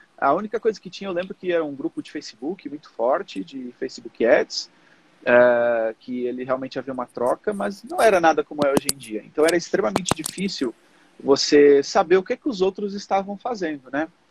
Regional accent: Portugal; moved away as an adult; now in Brazil; eu, como sempre vivi em Portugal a minha vida toda, eu nasci no Brasil, mas com três anos eu fui para Portugal.

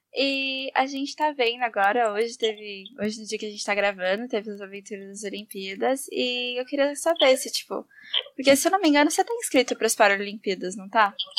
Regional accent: São Paulo, Brazil; de onde a gente é também, tá tudo aqui de pertinho.

